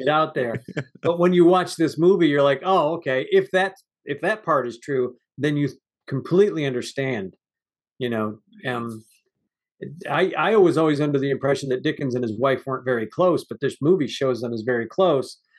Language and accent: English; United States; I'm an American